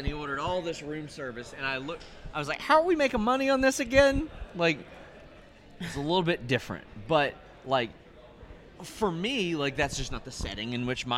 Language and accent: English; between Cincinnati and Lexington, Kentucky, United States; now in Lexington, United States; Middle of nowhere, between Cincinnati and Lexington. And yeah, now I've moved to Lexington